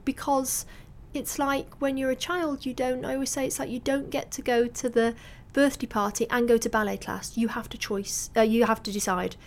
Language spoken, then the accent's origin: English; Salford, North West England, United Kingdom; I grew up in Salford